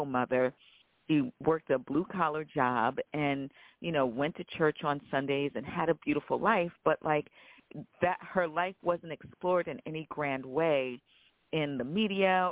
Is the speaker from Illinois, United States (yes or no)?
no; Long Island, New York, United States; I feel like I'm a Southerner, even though I was raised in the North